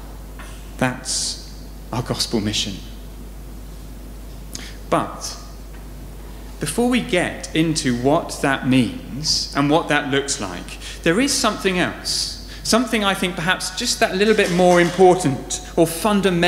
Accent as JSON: {"language": "English", "town": "Southampton", "region": "South East England", "country": "United Kingdom", "tie": "born or raised there", "said": "I grew up in Southampton, just down the road"}